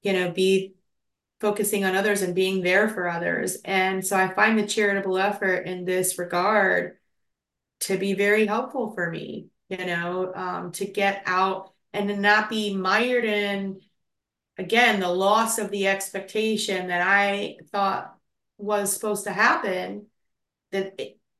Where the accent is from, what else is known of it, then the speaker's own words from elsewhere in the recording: Tulsa, Oklahoma, United States; moved away; So I grew up in Oklahoma and in Tulsa, and basically, like, Tulsa's like the biggest small town.